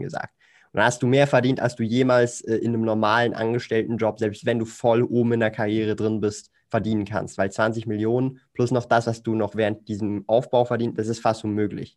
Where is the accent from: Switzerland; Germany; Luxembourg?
Switzerland; Ich komme aus der Schweiz, lebe in Zürich